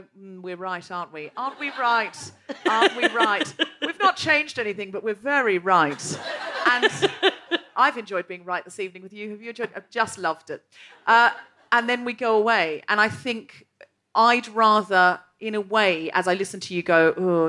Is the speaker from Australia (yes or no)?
yes; Gold Coast, Queensland, Australia; I'm from the Gold Coast